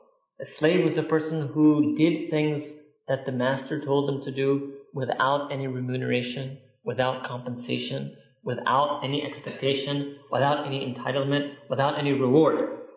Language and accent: English; United Kingdom; We're British, so we're so happy that we're done with it.